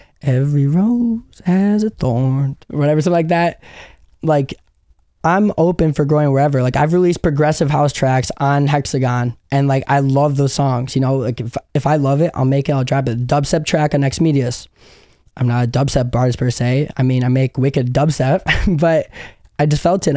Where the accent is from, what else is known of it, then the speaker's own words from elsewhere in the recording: Chicago, Illinois, United States; I grew up in Chicago in the suburbs